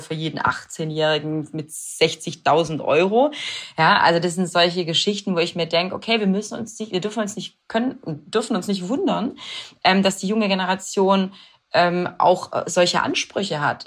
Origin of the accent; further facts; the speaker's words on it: Swabia, Baden-Württemberg, Germany; ich bin wirklich heimatverbunden und ich liebe, ich liebe äh, das Schwabenländle